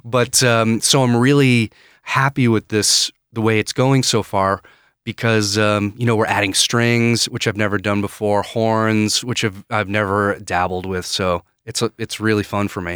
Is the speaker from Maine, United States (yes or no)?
yes; Maine, United States; moved away as an adult; also born or lived in Edinburgh, United Kingdom; I'm from, uh, Maine